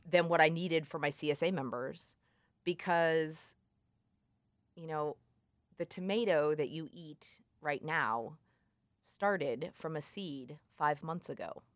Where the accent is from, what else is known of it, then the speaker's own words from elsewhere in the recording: Columbia, United States; moved away as an adult; I, I'm from Columbia